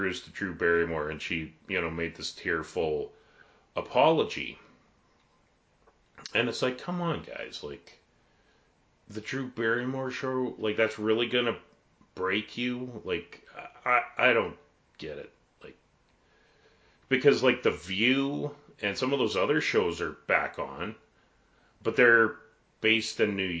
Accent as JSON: {"language": "English", "country": "Canada", "said": "being a Canadian"}